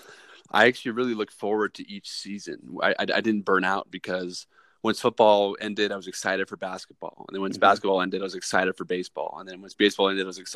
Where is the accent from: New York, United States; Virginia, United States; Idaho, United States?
Idaho, United States; Boise; my hometown team, Boise State